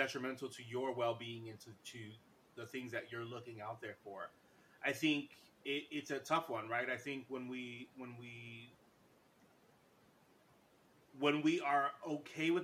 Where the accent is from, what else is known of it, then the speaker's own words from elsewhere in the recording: New York, United States; I'm from New York